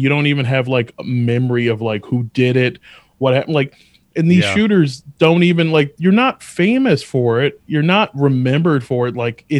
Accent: Albany, New York, United States; born there; also born or lived in Atlanta / Virginia; And so I was born in Albany and lived there until I was like 5 or 6, mm-hmm, and then moved to Atlanta for like a few months. And then we moved to Virginia

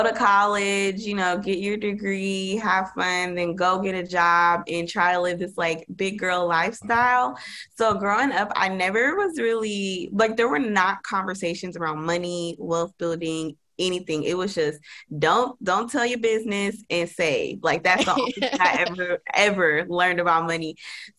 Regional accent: Dallas, Texas, United States; moved away as an adult; also born or lived in Las Vegas; I'm from Dallas, but I ended up moving to Las Vegas for my first

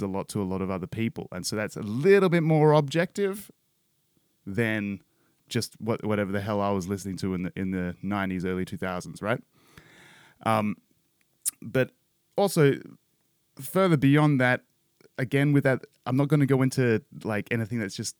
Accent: Perth, Western Australia, Australia; a late 80s, 90s kid sort of growing up in Perth, Australia

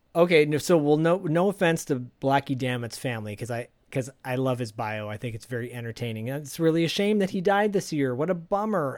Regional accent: Detroit, Michigan, United States; growing up in Detroit, Michigan, uh, as a latchkey kid

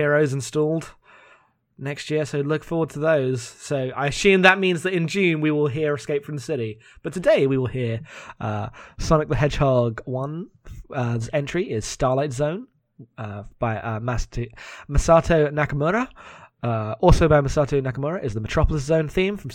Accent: United Kingdom; accent: British; my very British accent

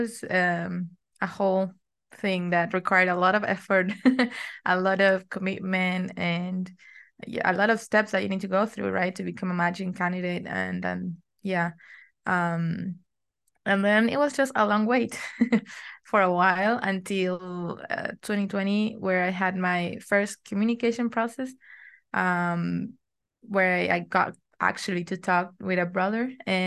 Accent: Argentina; I'm from Argentina. I'm 25 years old and I'm still in college

